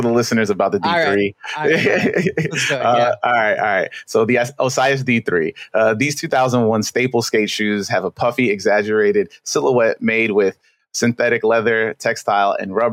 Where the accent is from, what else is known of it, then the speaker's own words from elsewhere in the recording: New York City, New York, United States; I'm from Queens, you know, basically born and raised